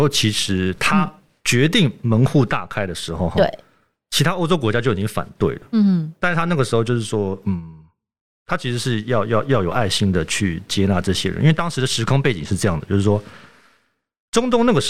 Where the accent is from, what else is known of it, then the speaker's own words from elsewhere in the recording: Germany; 我自己在德国出生长大，然后我就有这种感觉了。